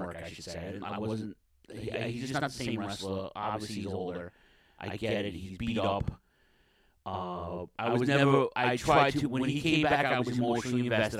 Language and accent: English; New York City, New York, United States; in Queens, in my hometown